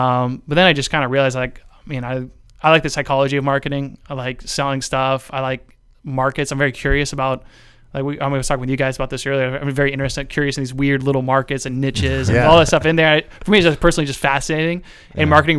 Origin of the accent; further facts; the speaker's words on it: Ohio, United States; also born or lived in New Jersey / Washington, D.C.; Yeah, from like Lincoln County right here in Central Ohio.